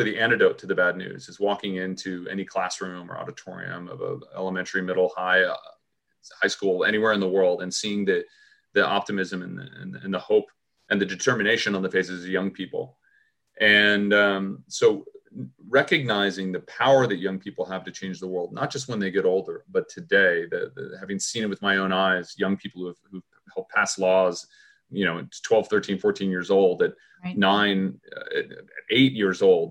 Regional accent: Los Angeles, California, United States; I was born here in Los Angeles. And so my life growing up was, again, probably a lot more normal than most people would expect

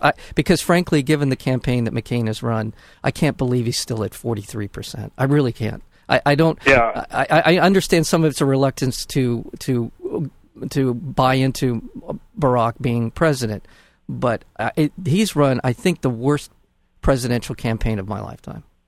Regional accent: United States; as an American, as a as a voting American

